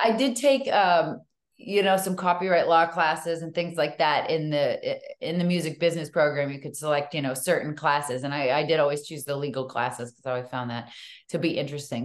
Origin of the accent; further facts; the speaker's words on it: Natick, Massachusetts, United States; moved away; also born or lived in Hollywood; I grew up in Natick